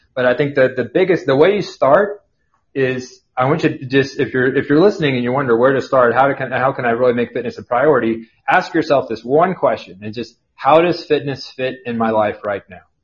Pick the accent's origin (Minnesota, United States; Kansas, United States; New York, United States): Kansas, United States; Burlington; now in Overland Park, United States; I'm from a small town about an hour and a half south of here in Burlington, Kansas.